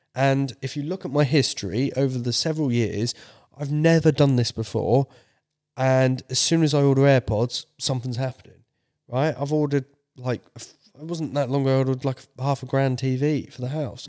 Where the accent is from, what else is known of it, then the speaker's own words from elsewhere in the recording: United Kingdom; my British self